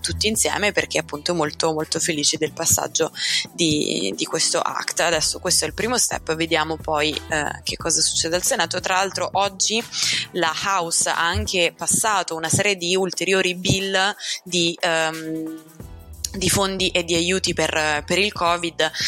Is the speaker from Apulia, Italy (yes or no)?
no; Rome, Lazio, Italy; in quanto romana